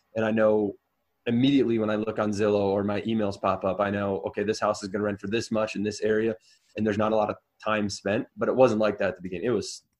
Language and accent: English; Wisconsin, United States; moved away; I'm originally from Wisconsin